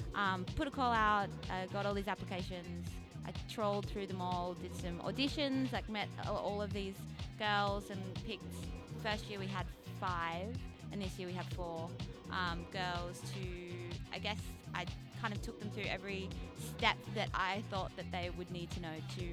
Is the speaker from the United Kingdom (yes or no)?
no; Canberra, Australian Capital Territory, Australia; now in Sydney, Australia; I grew up in Canberra